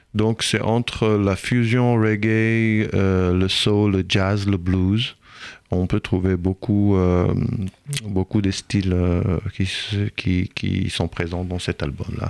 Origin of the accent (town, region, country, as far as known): Israel; French is a second language; moved away as an adult; also born or lived in Normandy; now in France